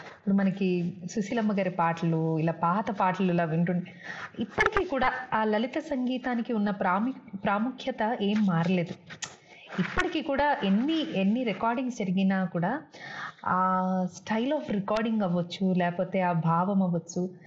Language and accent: Telugu; Telangana, India; accent: Telangana slang; first language Telugu; పుట్టి పెరిగింది ఇక్కడే కాబట్టి నాకు both the slangs are comfortable